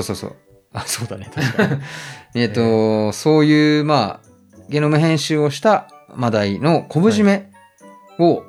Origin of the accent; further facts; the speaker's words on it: Nagano, Japan; 僕長野育ちなんですけど